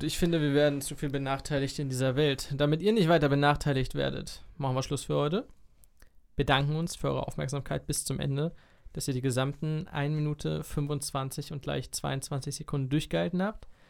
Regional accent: Germany; ich als Deutscher

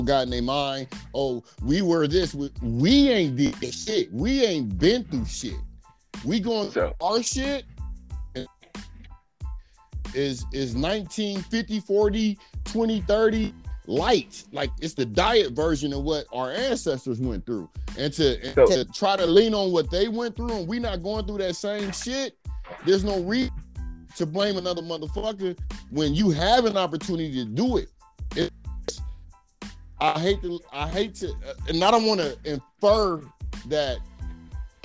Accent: Ohio, United States; I'm from Ohio. We border Kentucky and West Virginia.

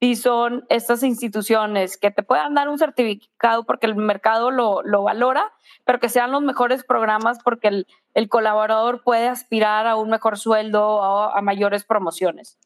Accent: Monterrey, Nuevo León, Mexico; soy de Monterrey

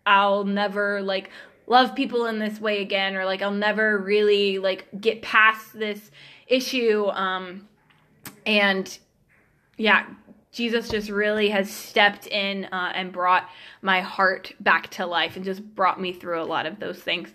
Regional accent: Georgia, United States; now in Kansas City, United States; I grew up in Georgia, lived in the same house my whole life

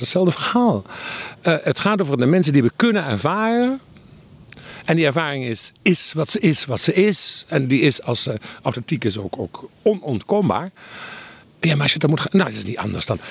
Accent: Limburg, Netherlands; ik groeide op in Limburg

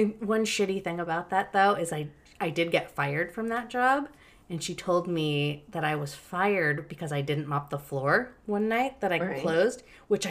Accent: Logan, Utah, United States; I had to drive away from my hometown

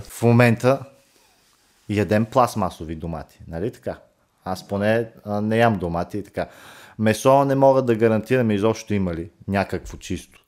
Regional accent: Bulgaria; ние, като българи, имаме абсолютното право

